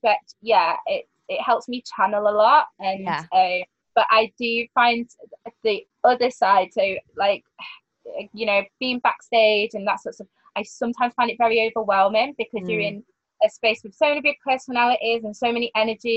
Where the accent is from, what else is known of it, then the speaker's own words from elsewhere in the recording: Manchester, North West England, United Kingdom; a bar in Manchester, at my hometown